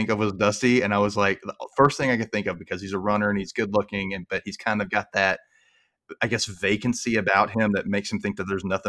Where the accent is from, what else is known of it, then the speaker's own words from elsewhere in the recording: the South, United States; I grew up in the South. I hear Southern accents and I know they're there, but I don't pay attention to it because that's our accent down here.